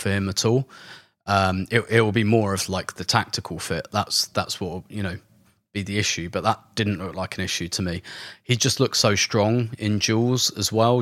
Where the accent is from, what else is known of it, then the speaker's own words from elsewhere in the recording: London, United Kingdom; I'm not from Islington, I'm from London